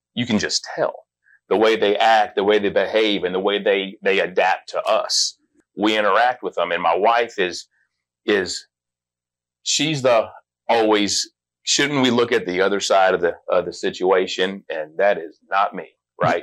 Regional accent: Las Vegas, Nevada, United States; I grew up in Las Vegas

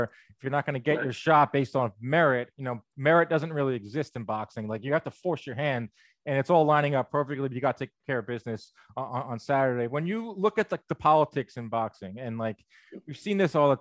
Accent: New York City, New York, United States; I'm from New York City

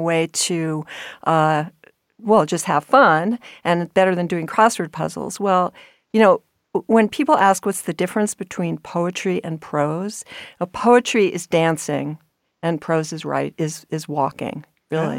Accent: New York, United States; I grew up in New York

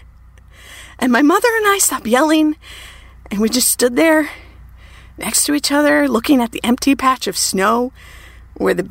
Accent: Minnesota, United States; I grew up in Minnesota

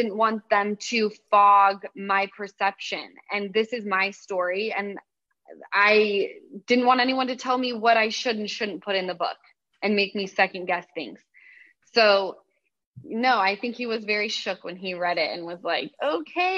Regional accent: Utah, United States; now in Los Angeles, United States; from Utah

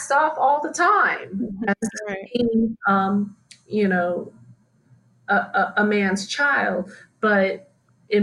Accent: United States; moved away as an adult; also born or lived in Hawaii / Anaheim, California / Central Florida / New York; I was born in Hawaii and raised between Southern California and Central Florida.

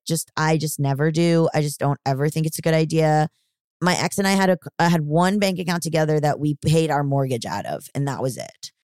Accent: Florida, United States; I am from the South, I'm from Florida

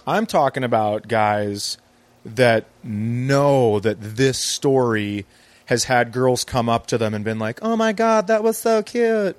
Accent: Fergus Falls, Minnesota, United States; I live in my hometown. I moved my kids back so they could be closer to uh, my wife and I grew up in the same town

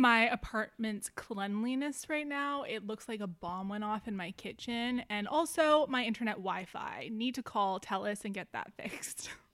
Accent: Canada; also born or lived in Vancouver; being Canadian

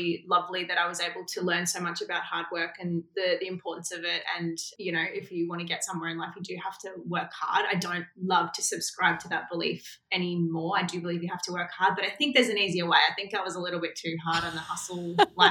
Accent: Melbourne, Victoria, Australia; I grew up in Melbourne, Australia

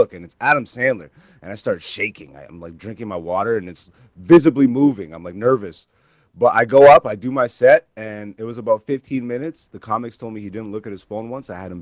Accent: Greece; now in Hamilton, Canada; my parents are both African, but I was born in Greece

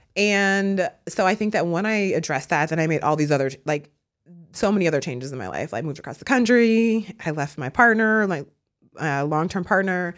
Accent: Milwaukee, Wisconsin, United States; now in Brooklyn, United States; I'm from Milwaukee, Wisconsin

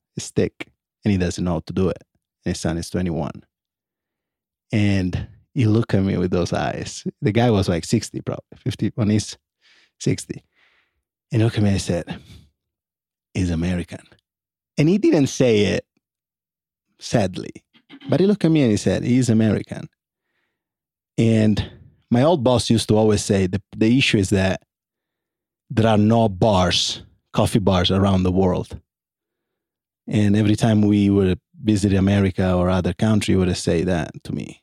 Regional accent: Italy; moved away as an adult; now in New York, United States; after ten years outside Italy

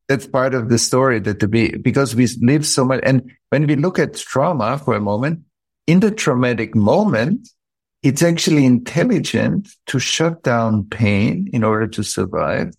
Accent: Vienna, Austria; I grew up in Vienna, outside of Vienna.

